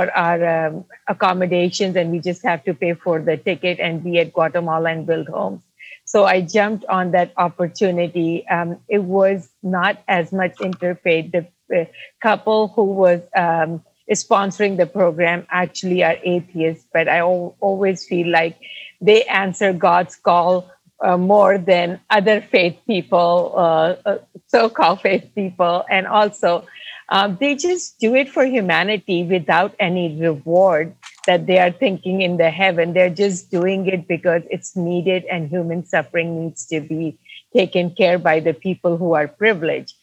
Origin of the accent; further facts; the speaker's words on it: Pakistan; moved away as an adult; now in United States; I come from Pakistan, born and raised in Pakistan.